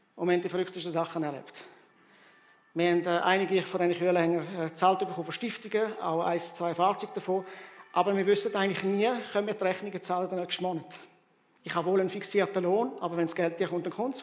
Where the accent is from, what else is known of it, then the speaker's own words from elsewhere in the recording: Rwanda; moved away; ich bin in Zentralafrika in Ruanda aufgewachsen